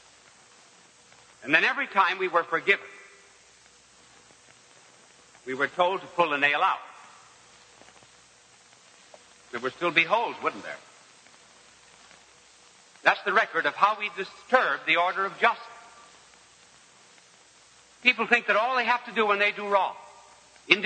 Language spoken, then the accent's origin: English; United States; We as American people